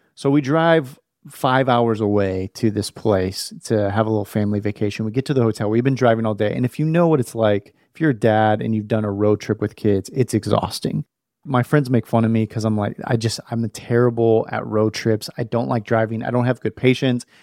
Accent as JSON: {"language": "English", "region": "West Coast", "country": "United States", "tie": "born or raised there", "moved": "as an adult", "said": "I was born on the West Coast, man, and I, I moved here a couple years ago"}